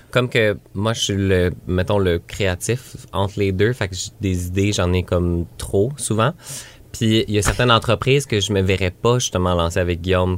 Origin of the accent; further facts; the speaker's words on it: Granby, Quebec, Canada; moved away; j'ai grandi ici